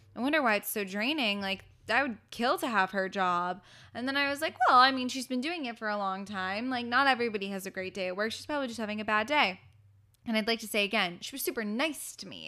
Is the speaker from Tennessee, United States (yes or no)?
no; Los Angeles, California, United States; I'm from Los Angeles, my family's here